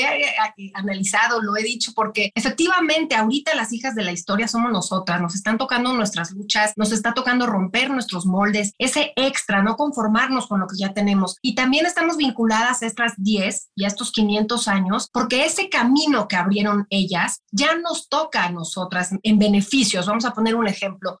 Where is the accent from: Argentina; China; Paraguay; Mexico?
Mexico; lo que somos los mexicanos